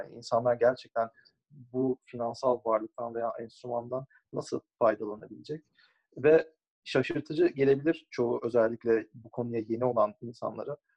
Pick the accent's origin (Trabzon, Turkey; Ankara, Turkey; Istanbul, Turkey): Istanbul, Turkey; moved away as an adult; also born or lived in United States; doğma büyüme e, Türkiye'de İstanbul'da büyüdüm